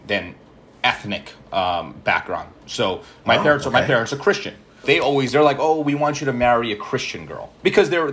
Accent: New York City, New York, United States; first language Malayalam; I grew up in the Bronx, which is interesting because I was one of only two Indians in my high school

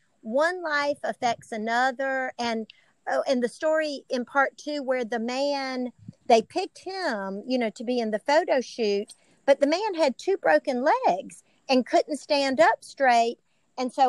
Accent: Bishopville, South Carolina, United States; my hometown.

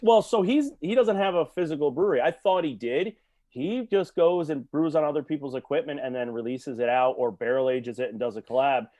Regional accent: Shelton, Connecticut, United States; I'm from Shelton

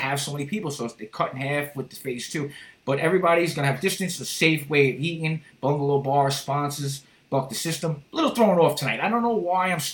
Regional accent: New York City, New York, United States; my hometown, Rockaway

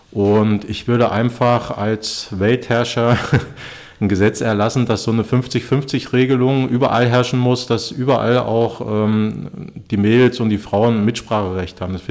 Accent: East Germany, Germany; Ich bin in der DDR aufgewachsen. Ich bin 80er Jahre Ostkind und äh, bei uns im Osten

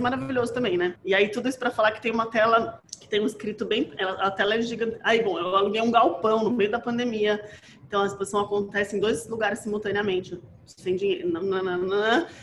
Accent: Brazil; na nossa condição como brasileiro

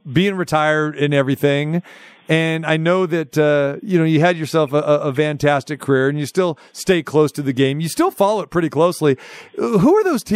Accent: Sacramento, California, United States; his hometown, my hometown

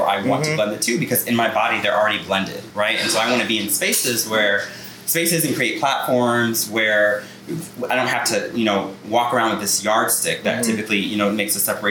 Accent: Glastonbury, Connecticut, United States; I'm from Glastonbury, Connecticut

